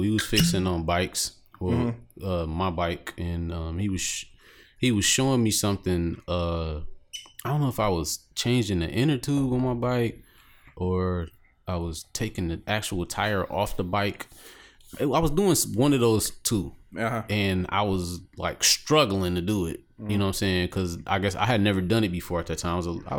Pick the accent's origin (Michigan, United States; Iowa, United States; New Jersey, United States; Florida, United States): Michigan, United States; Detroit; Excuse me, young man. I'm from Detroit City.